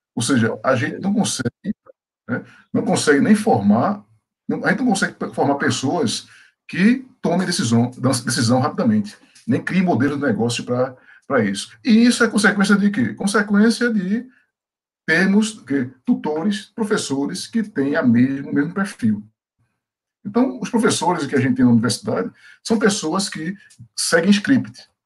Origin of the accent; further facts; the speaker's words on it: Pernambuco, Brazil; moved away; also born or lived in Bahia; Eu sou pernambucano